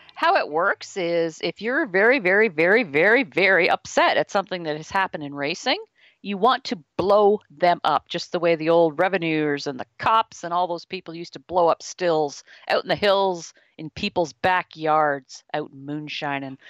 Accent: Canada; being a Canadian

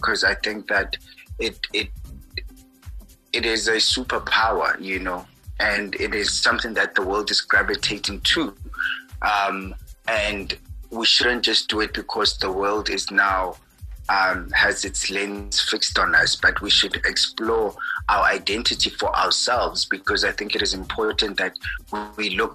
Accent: Kimberley, Northern Cape, South Africa; I grew up in Kimberley

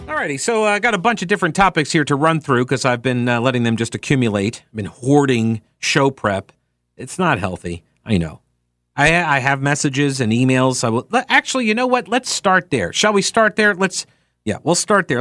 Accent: Long Island, New York, United States; now in North Carolina, United States; growing up in New York, on Long Island

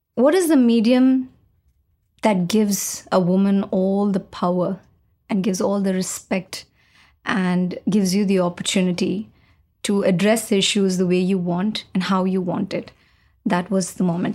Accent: Chennai, Tamil Nadu, India; I'm from Chennai

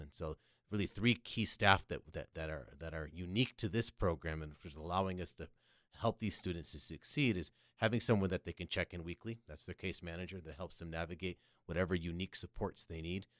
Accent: Connecticut, United States; moved away as an adult; also born or lived in New York City / Los Angeles; now in San Diego, United States; From Connecticut, so between Boston and New York, you get a little of either

